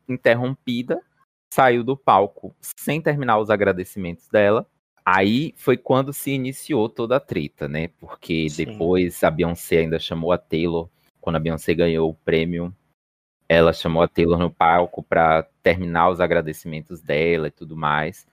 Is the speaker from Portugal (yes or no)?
no; Bahia, Brazil; Tenho 25 anos, sou baiana